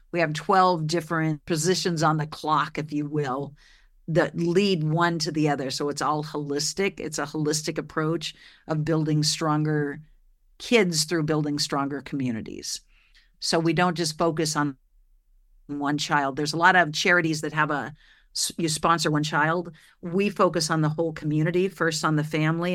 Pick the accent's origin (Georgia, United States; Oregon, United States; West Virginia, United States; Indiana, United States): Oregon, United States; I grew up in Oregon